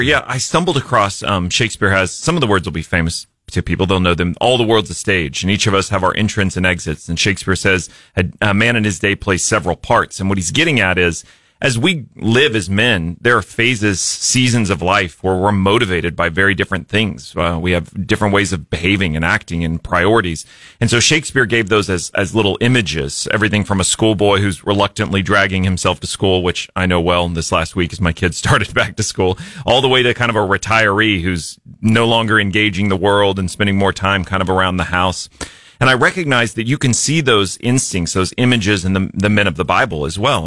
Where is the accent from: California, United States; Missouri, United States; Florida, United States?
Missouri, United States; Jefferson City; also born or lived in Springfield, Missouri / Ozark, Missouri; I grew up in Jefferson City, but then came back here for college and have never left, stuck around.